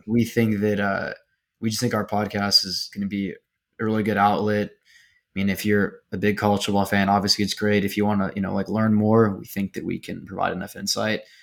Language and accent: English; Houston, Texas, United States; I'm from Houston